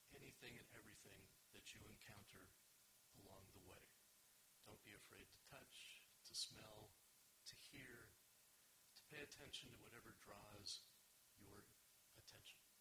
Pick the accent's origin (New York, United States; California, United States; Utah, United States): California, United States; Los Angeles; moved away as an adult; also born or lived in Israel; I grew up in California, in Los Angeles, but lived in Israel for 15 years